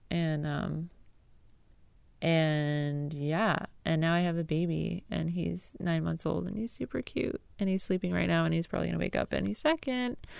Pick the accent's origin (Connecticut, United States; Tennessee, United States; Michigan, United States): Connecticut, United States; also born or lived in Arlington; now in North Carolina, United States; I grew up in Connecticut, a very rural town with cows and cornfields